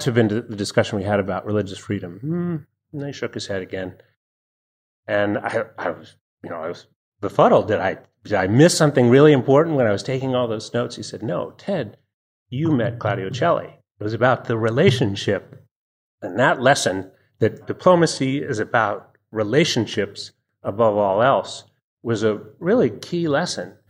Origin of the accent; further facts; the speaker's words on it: Annapolis, Maryland, United States; I grew up in Annapolis, Maryland